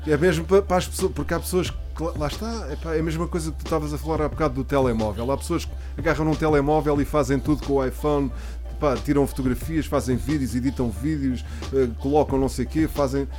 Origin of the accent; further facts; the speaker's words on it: Portugal; Eu nasci, nasci cá, mas sou espanhol.